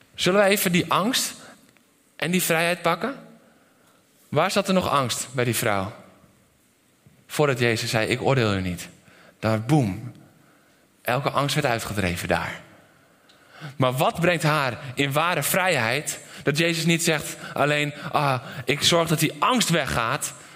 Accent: Netherlands; ik ben een Nederlander

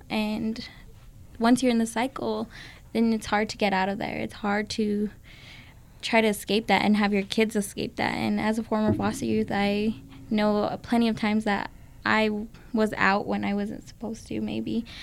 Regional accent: Las Vegas, New Mexico, United States; moved away as an adult; now in Albuquerque, United States; I grew up in Las Vegas, New Mexico

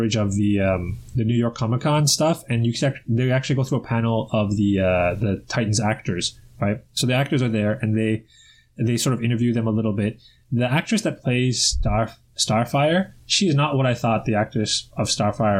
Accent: Toronto, Ontario, Canada; Toronto, my hometown

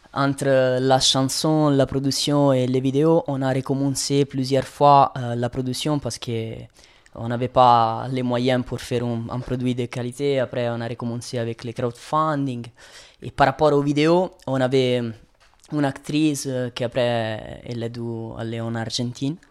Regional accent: Rome, Lazio, Italy; French is a second language; moved away as an adult; now in Switzerland; Je viens de Rome

